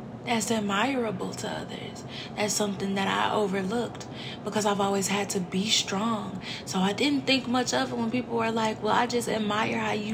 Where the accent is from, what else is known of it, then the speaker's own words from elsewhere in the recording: St. Louis, Missouri, United States; I'm from St. Louis